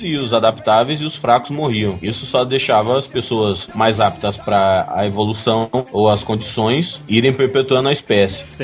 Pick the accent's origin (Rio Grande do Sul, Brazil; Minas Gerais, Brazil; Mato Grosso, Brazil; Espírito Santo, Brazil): Mato Grosso, Brazil; Mato Grosso, né? Eu sou do Mato Grosso